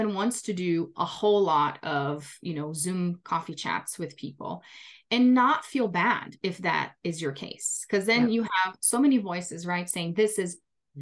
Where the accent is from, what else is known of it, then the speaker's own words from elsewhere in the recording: Brazil; English is a second language; moved away as an adult; now in United States; I'm originally from Brazil